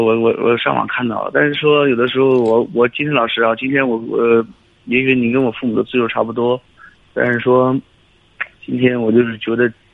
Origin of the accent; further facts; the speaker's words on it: Heilongjiang, China; now in Weihai, China; 老家是黑龙江的，嗯。但是现在在威海